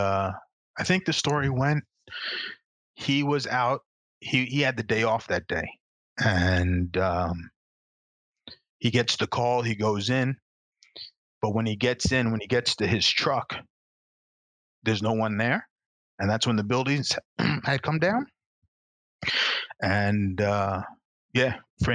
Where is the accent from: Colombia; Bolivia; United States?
United States; New York; also born or lived in Canada; being a New Yorker